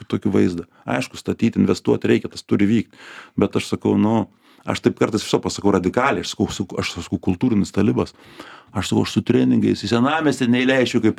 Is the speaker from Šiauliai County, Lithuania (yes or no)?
yes; Šiauliai, Šiauliai County, Lithuania; now in Vilnius, Lithuania; aš šiaulietis aš šiaulietis vilniuj kaip tas